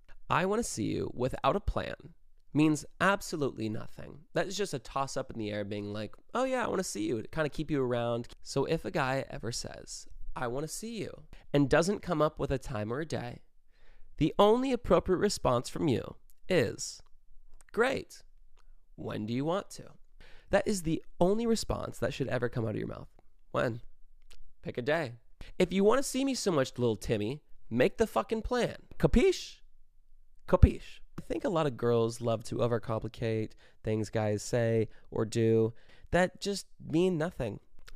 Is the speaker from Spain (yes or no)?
no; Brazil; English is a second language; moved away as an adult; now in United States; I'm from Brazil, and I've been living in the U.S. for 5 months, and in my country, it's pretty normal guys come to talk to you and ask for your number